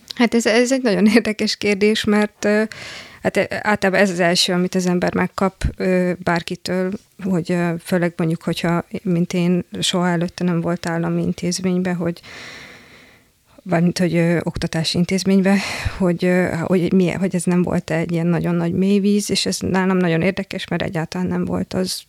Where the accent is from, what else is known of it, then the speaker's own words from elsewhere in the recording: Szombathely, Vas, Hungary; otthon szombathely, ugye szombathelyről származom